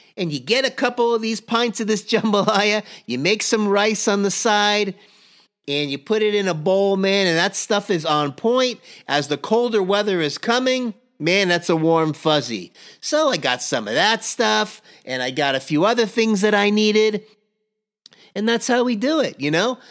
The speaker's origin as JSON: {"language": "English", "town": "Miami", "region": "Florida", "country": "United States", "tie": "born or raised there", "said": "growing up in Miami, Florida"}